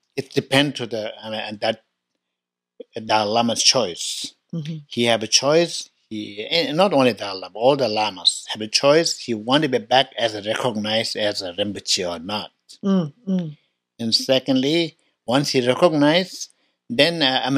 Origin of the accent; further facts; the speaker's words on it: Tibet, China; moved away; I was born in Tibet, 1954